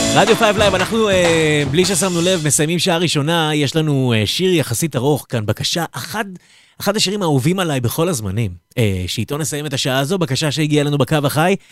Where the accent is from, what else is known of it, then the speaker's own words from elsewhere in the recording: Netanya, Central District, Israel; כמו שאומרים אצלנו בנתניה